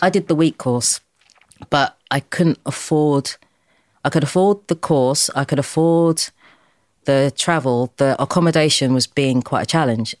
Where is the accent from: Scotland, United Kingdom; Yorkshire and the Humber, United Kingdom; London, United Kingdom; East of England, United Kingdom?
London, United Kingdom; also born or lived in Deptford; I was born in Dulwich